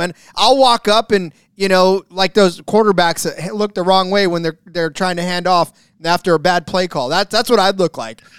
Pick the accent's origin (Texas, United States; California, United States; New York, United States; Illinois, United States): California, United States; my home state of California